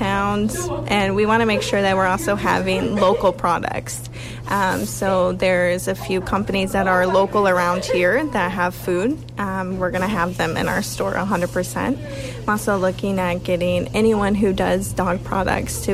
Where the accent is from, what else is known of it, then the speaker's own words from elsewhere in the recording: United States; moved away as an adult; also born or lived in Woodstock, Ontario / Kitchener, Ontario; now in Sackville, Canada; I'm actually originally from the States. So I moved here when I was like 18.